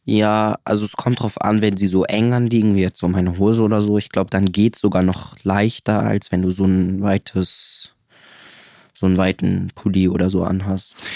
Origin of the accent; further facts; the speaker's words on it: Siegburg, North Rhine-Westphalia, Germany; Ich komme aus Siegburg